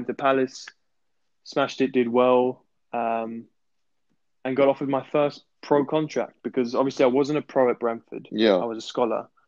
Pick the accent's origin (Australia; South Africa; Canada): South Africa; moved away; also born or lived in England; I grew up in South Africa, so of course that feels like my home